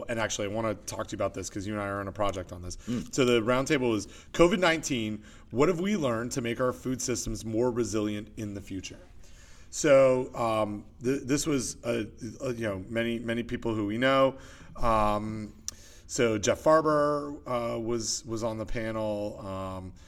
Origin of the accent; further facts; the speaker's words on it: Canada; now in United States; being Canadian